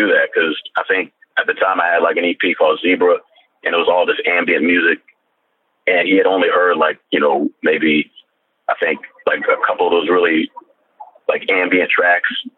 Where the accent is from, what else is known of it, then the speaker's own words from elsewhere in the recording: Columbia, Maryland, United States; my friends growing up in Columbia, Maryland